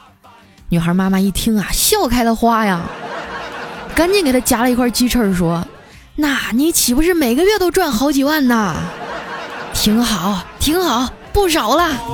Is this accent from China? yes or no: yes; Northeast China, China; moved away; 我也是东北人，我是丹东爱养的